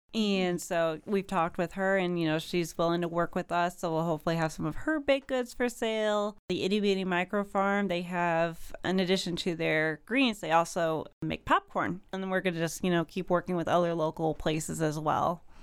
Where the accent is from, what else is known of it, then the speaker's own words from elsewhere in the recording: Kankakee, Illinois, United States; moved away as an adult; now in Springfield, United States; I actually grew up in the Kankakee area